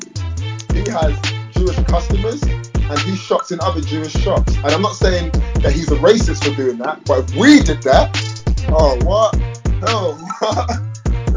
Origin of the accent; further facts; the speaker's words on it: London, United Kingdom; I'm from London.